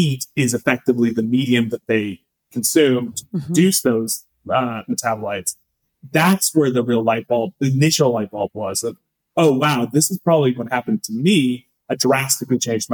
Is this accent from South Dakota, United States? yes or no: no; Northern California, United States; also born or lived in San Francisco; I was born in San Francisco. I grew up in Northern California